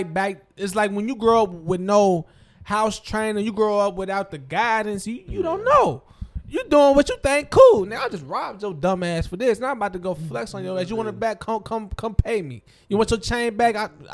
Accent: Cincinnati, Ohio, United States; I said, I'm from Cincinnati.

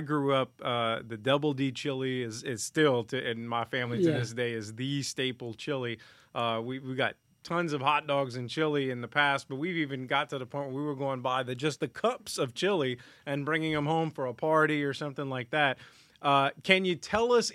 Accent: Larose, Louisiana, United States; I grew up in La Rose.

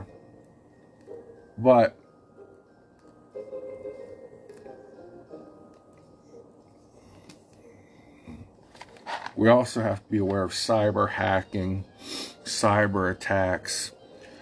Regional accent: Ohio Valley, United States; accent: Ohio Valley; my Ohio Valley accent

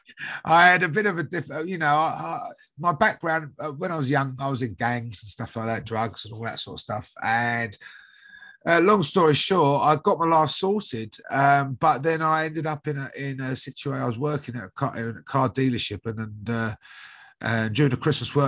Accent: United Kingdom; I'm from the UK, as you can probably guess by my accent.

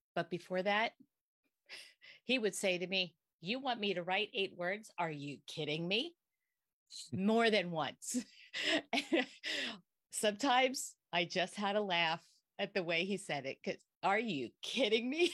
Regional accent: Bern Township, Pennsylvania, United States; also born or lived in Hamburg, Pennsylvania; born and bred here

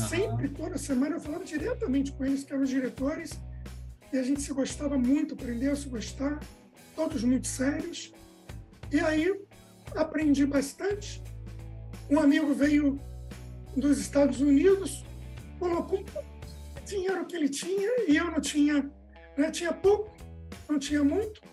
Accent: Rio de Janeiro, Brazil; moved away as an adult; also born or lived in Bahia; eu sou carioca

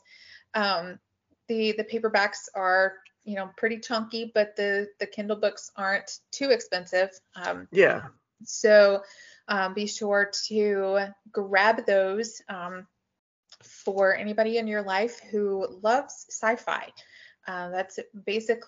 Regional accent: Tulsa, Oklahoma, United States; I grew up in Tulsa

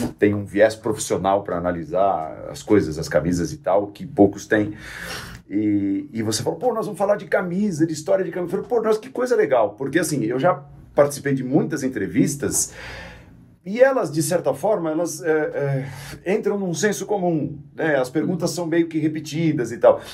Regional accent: São Caetano do Sul, São Paulo, Brazil; eu sou de São Caetano

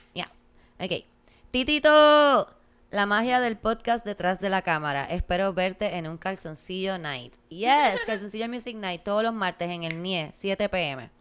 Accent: Puerto Rico; Como puertorriqueños

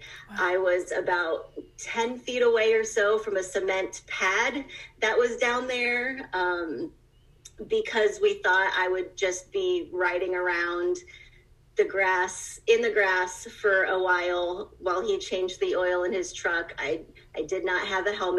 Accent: Ohio, United States; also born or lived in Cleveland, Ohio; I was born and raised in Ohio, have moved up to Cleveland in my adult life

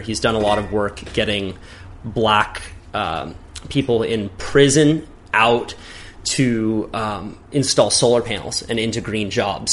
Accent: Santa Cruz, California, United States; growing up in Santa Cruz

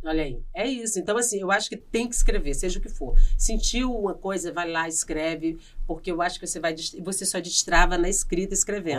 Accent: Piauí, Brazil; accent: Northeastern; moved away as an adult; also born or lived in Maranhão; eu saí do Piauí com 18 anos, eu saí de casa

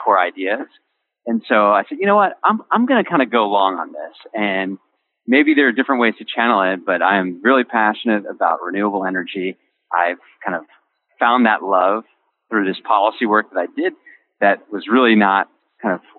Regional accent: Kingston, New York, United States; I grew up in a small town in upstate New York, Kingston

